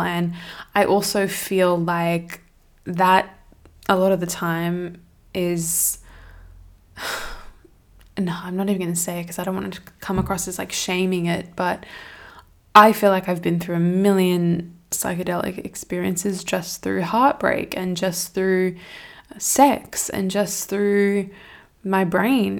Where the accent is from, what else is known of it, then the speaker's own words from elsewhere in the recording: Australia; I'm from Australia and the city where I'm at, there's just nothing going on.